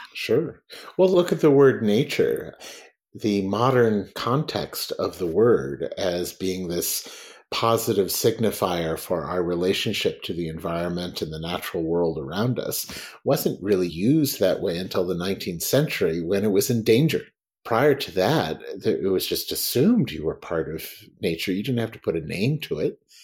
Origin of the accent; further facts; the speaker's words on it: United States; when I was at Oxford, as an American